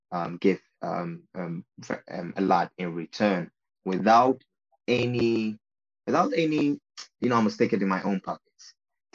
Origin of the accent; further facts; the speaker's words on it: Ghana; being Ghanaian